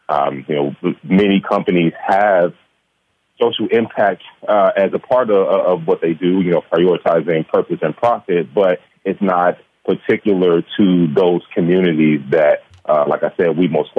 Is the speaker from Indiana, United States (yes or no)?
yes; Gary, Indiana, United States; Growing up in Gary, Indiana, we may have been considered at-risk youth.